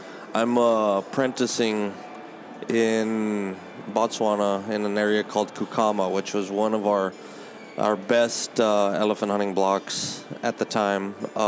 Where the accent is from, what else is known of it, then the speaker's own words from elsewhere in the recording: South Texas, United States; I am this kid from South Texas